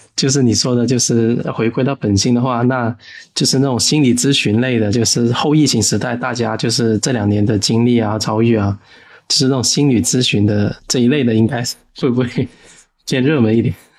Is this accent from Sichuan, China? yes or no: no; Guangdong, China; 我们朝圣这边过年的时候，就是我们有个风俗，就是会去求签